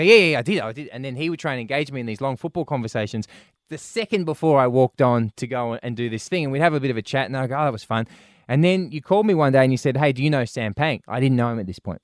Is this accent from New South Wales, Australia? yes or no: no; Brisbane, Queensland, Australia; moved away; growing up in Brisbane